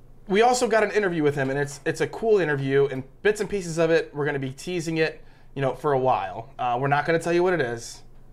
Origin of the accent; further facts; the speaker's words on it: Lima, Ohio, United States; I grew up in Lima, Ohio my entire life.